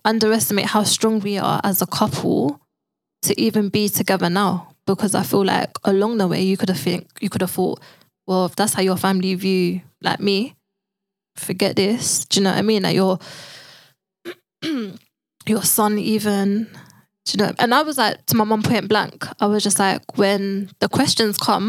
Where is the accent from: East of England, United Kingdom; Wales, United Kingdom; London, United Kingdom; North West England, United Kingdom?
London, United Kingdom; we grew up in London